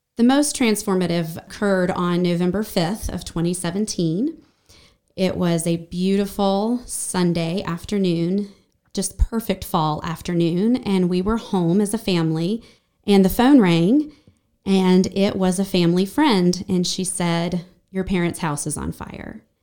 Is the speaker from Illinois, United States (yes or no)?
no; Brevard, North Carolina, United States; also born or lived in Asheville; I spent the first thirteen years in Brevard